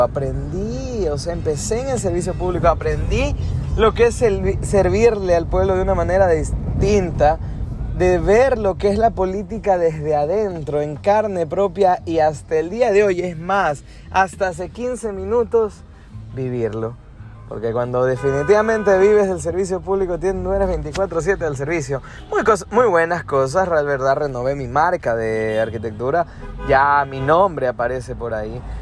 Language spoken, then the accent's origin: Spanish; Ecuador; nosotros somos de Ecuador, somos de la ciudad más linda de todo el Ecuador